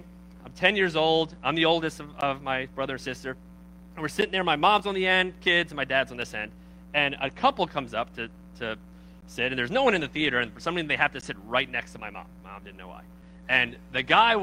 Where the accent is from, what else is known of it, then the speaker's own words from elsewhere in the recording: Baltimore, Maryland, United States; I'm from Baltimore